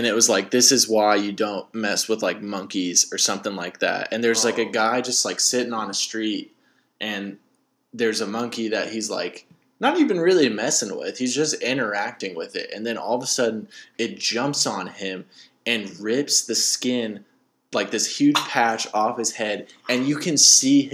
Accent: Southwest Missouri, United States; I'm from Southwest Missouri

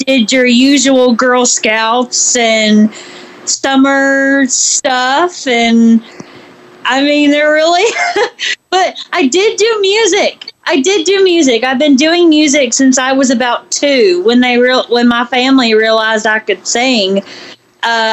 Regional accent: Memphis, Tennessee, United States; now in Nashville, United States; Memphis, actually. About 4 hours away from Nashville

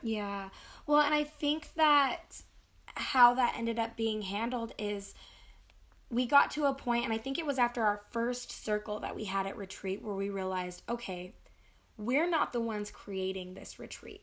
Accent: United States; especially being an American, I think we kind of rush through things

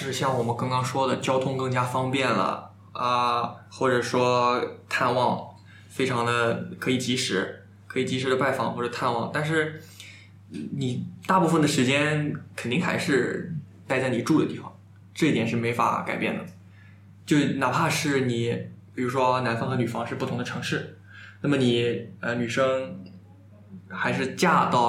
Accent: Jiangsu, China; 我们是江苏人是骂

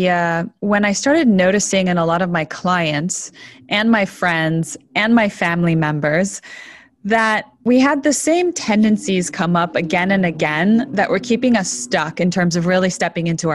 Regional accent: Toronto, Ontario, Canada; also born or lived in Buenos Aires, Argentina; I was 2 years old when we immigrated from Buenos Aires to Toronto, Canada

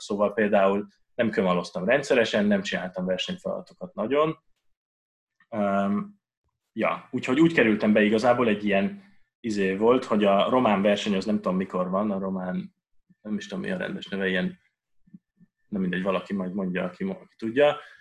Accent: Budapest, Hungary; also born or lived in Vienna; én Budapesten nőttem föl

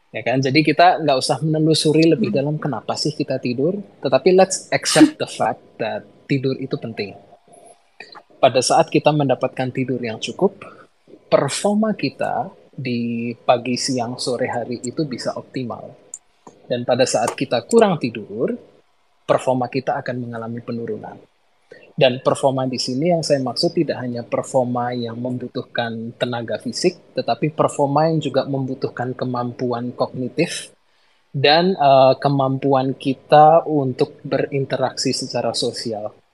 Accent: Yogyakarta, Special Region of Yogyakarta, Indonesia; now in Jakarta, Indonesia; Saya berasal dari kota Jogja dan baru-baru aja pindah ke kota Jakarta

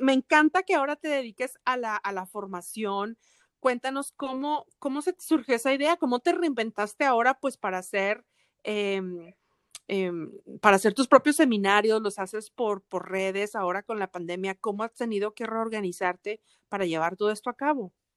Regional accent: Monterrey, Nuevo León, Mexico; now in Atlanta, United States; la gente de Monterrey, de donde yo soy

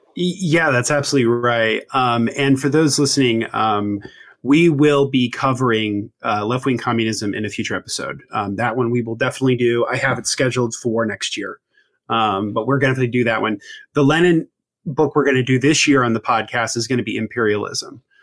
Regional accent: Indiana, United States; born and raised in Indiana, is in the Midwest

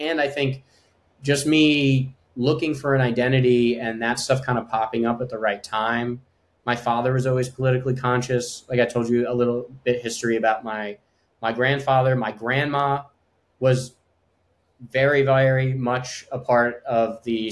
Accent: Long Island, New York, United States; growing up on Long Island, where the specific town that we grew up

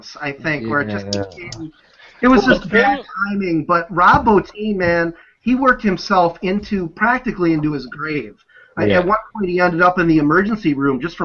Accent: Wisconsin, United States; I'm from Wisconsin

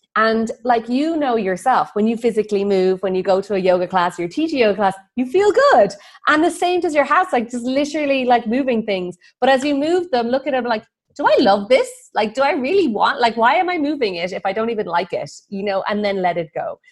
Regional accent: Ireland; moved away as an adult; also born or lived in Bali; I'm Irish.

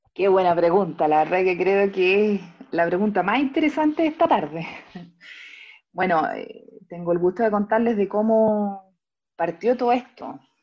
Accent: Talca, Maule, Chile; now in Santiago, Chile; nací y criada en Talca, hoy día viviendo acá en Santiago, en la comuna de Ñuñoa.

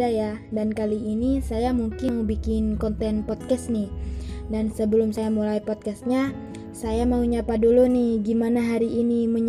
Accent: Sumenep, East Java, Indonesia; born there; saya lahir di Sumeneb tanggal 5 Agustus 2001. Tentu saja masih muda ya, masih 19 tahun.

